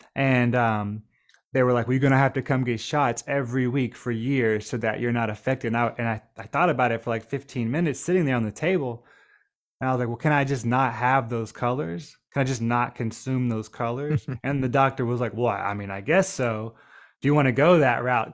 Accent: Nashville, Tennessee, United States; also born or lived in Trelawny Parish, Jamaica; growing up near Nashville, Tennessee, right outside of downtown

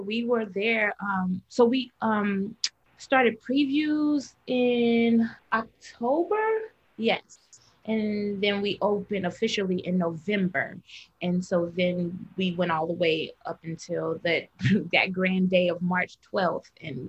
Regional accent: Chicago, Illinois, United States; moved away as an adult; now in New York, United States; I am a girl from Chicago who grew up in the church

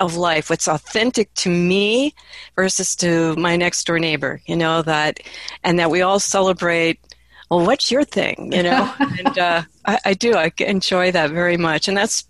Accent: Midwest, United States; also born or lived in East Coast; I grew up in the Midwest mostly. I was born on the East Coast.

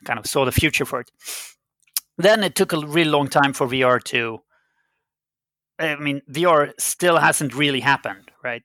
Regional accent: Sweden; first language Swedish; English is a second language; I'm a Swedish citizen, so my native language was Swedish

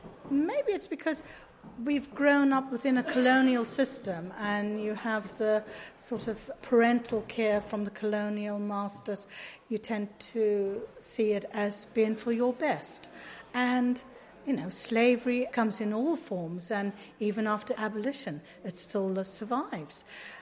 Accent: St. Helena; moved away as an adult; now in United Kingdom; I was born and raised on the island of St Helena, and I've spent the last 34 years in Britain working as a nurse.

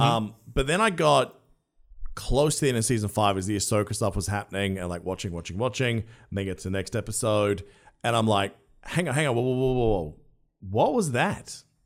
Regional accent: Australia; an Australian who loves doing accents

